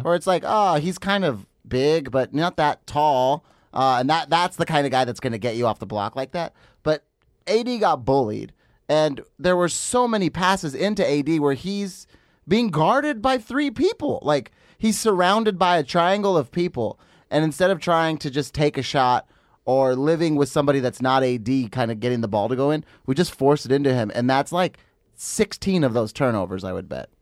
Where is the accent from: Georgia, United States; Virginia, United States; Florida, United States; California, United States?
California, United States; Los Angeles area; I'm not from Los Angeles proper